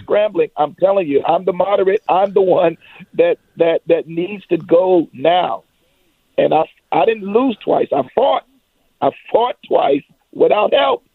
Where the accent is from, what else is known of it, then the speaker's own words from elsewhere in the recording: Ruffin Road, Virginia, United States; Growing up, again, I, I lived in Ruffin Road